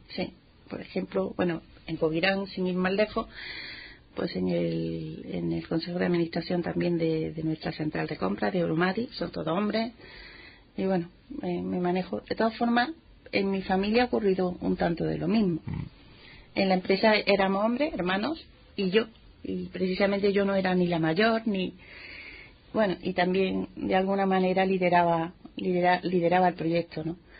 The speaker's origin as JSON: {"language": "Spanish", "town": "Montilla", "region": "Andalusia", "country": "Spain", "tie": "born or raised there", "said": "Montilla, Montilla es mi pueblo. bueno, pues allí nací, allí crecí"}